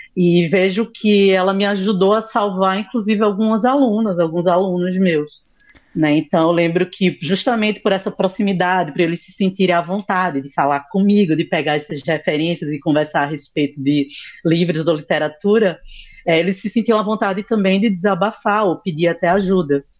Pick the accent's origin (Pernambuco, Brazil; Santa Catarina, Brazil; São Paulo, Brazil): Pernambuco, Brazil; Recife; eu sou aqui de Recife Pernambuco